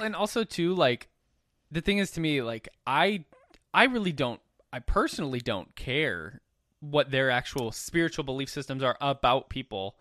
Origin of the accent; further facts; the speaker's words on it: Minnesota, United States; growing up in Minnesota